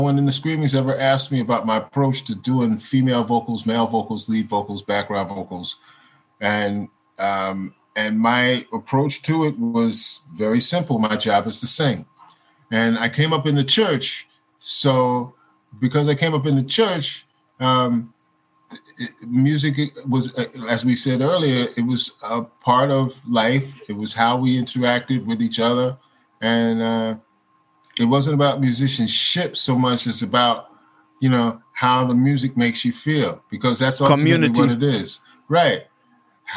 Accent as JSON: {"language": "English", "country": "United States", "said": "as an American"}